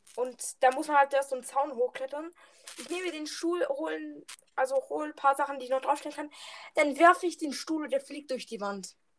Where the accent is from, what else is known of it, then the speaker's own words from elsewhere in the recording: Southern Germany, Germany; ich komme aus dem südlichen Teil von Deutschland.